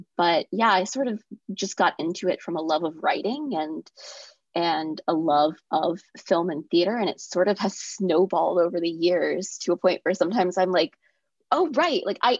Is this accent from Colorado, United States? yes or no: no; North Carolina, United States; I'm from North Carolina.